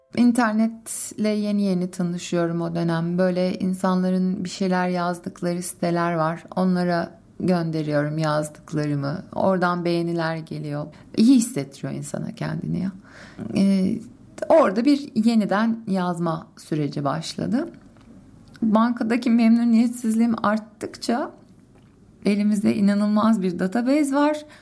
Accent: Istanbul, Turkey; Zeytinburnu'nda doğdum, büyüdüm.

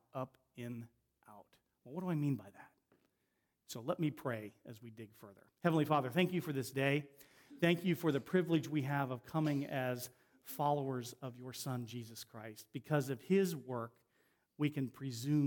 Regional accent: Ohio, United States; moved away as an adult; also born or lived in Avon, Connecticut; where I grew up in Ohio

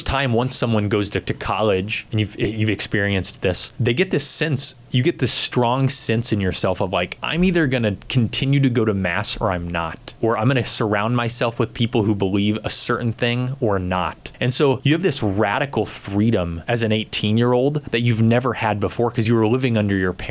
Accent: Hays, Kansas, United States; I grew up in Hayes. My parents still live here in Hayes.

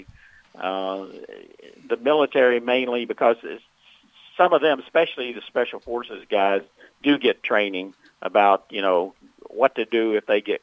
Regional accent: Memphis, Tennessee, United States; I'm from Memphis

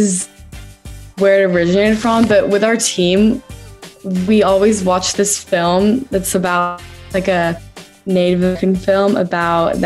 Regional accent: London, United Kingdom; moved away; I grew up in London

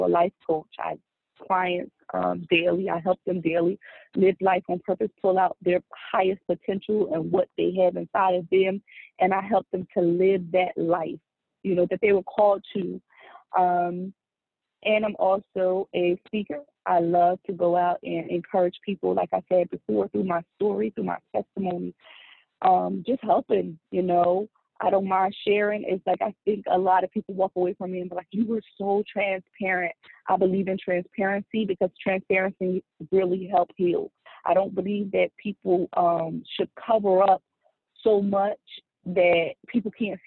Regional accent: Trenton, New Jersey, United States; moved away; I was born and raised in Trenton, New Jersey

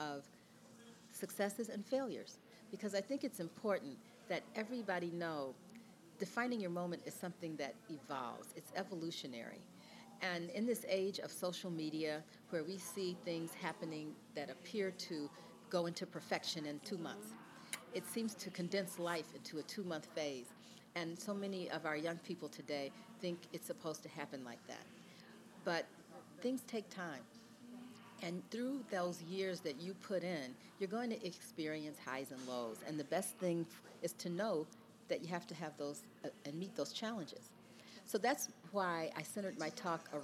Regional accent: Cleveland, Ohio, United States; moved away as an adult; also born or lived in Chicago / New York; I grew up in the Midwest in Cleveland.

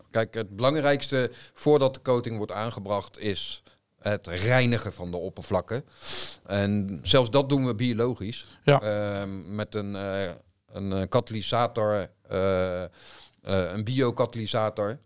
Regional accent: Netherlands; wij zijn Nederlanders.

